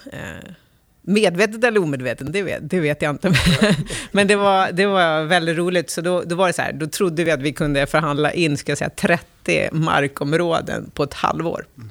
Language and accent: Swedish; Älmsta, Stockholm County, Sweden; så jag växte upp i, i Roslagen, i en liten by som heter Älmsta